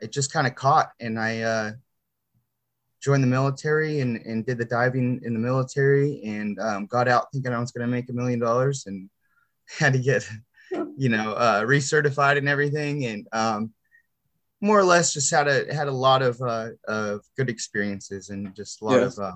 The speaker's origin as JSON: {"language": "English", "region": "Southern California", "country": "United States", "also_born_or_lived": "Las Vegas, Nevada", "moved": "yes", "lives_now": "North Carolina, United States", "said": "I am originally from Southern California, which is the opposite side of the country"}